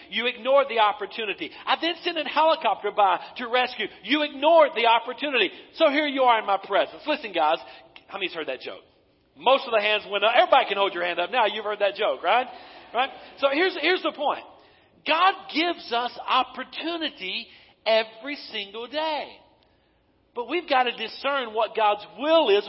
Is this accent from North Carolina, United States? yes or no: yes; Western North Carolina, United States; moved away as an adult; also born or lived in Eastern Tennessee; I'm from Western North Carolina